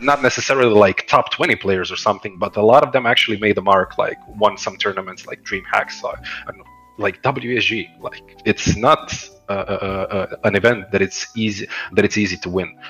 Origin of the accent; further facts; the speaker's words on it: Croatia; I'm originally from Croatia